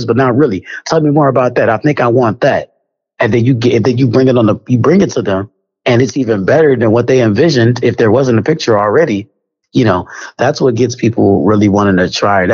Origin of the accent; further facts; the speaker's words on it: Kansas City, Missouri, United States; I'm from Kansas City